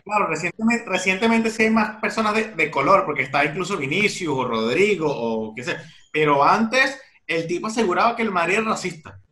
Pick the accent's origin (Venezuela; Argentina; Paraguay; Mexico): Venezuela; now in Barcelona, Spain; cuando vivía en Venezuela